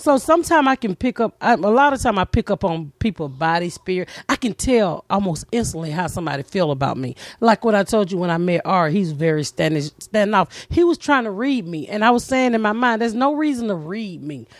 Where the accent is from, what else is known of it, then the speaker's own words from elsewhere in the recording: the South, United States; moved away as an adult; also born or lived in Annapolis; I'm from the South